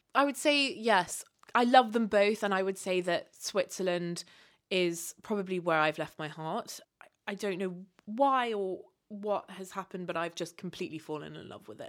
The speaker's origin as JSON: {"language": "English", "country": "Kenya", "tie": "born or raised there", "also_born_or_lived": "Uganda / United Kingdom", "moved": "as an adult", "said": "growing up in Kenya"}